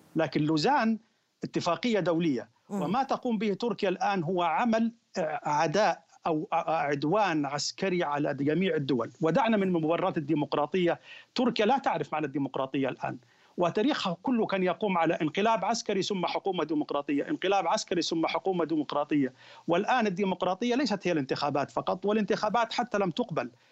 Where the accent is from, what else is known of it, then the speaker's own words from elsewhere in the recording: Egypt; احنا عندنا في مصر